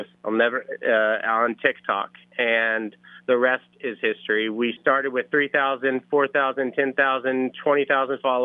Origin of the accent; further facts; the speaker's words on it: Owensboro, Kentucky, United States; moved away as an adult; I'm from Owensboro, Kentucky, just a stone's throw away from you all. 2 days after high school, I hopped on a bus